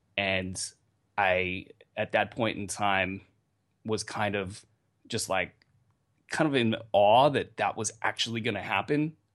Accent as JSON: {"language": "English", "region": "Northern California", "country": "United States", "tie": "born or raised there", "said": "I grew up in Northern California"}